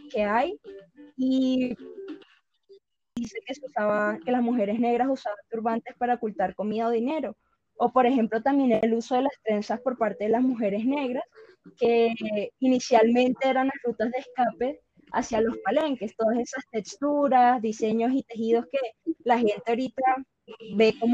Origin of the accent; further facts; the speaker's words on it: Caribbean Region, Colombia; En la costa caribe, que es de donde yo soy, em, tenemos el bullerengue, el garabato, mapalé, la cumbia.